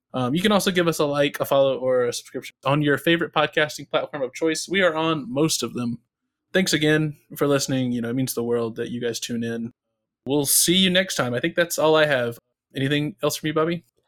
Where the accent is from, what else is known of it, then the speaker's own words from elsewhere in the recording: North Carolina, United States; growing up in North Carolina